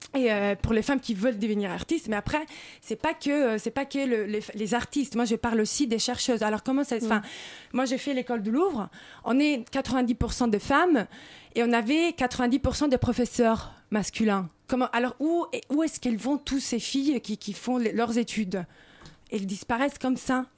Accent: Rome, Lazio, Italy; now in Paris, France; je suis italienne et romaine

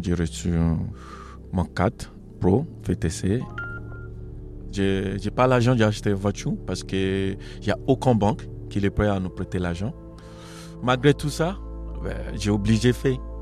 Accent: Nigeria; French is a second language; moved away as an adult; now in France; Je suis origine d'Afrique, euh, Afrique d'Ouest, on préside Nigeria

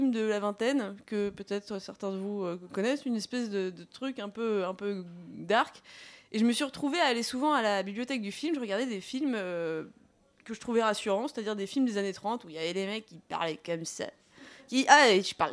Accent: Paris, Île-de-France, France; born there; je suis parisienne de naissance, de mère euh, toulousaine qui se cache pour dire putain, pas de choco, et d'un père juif marocain qui reniait ses origines.

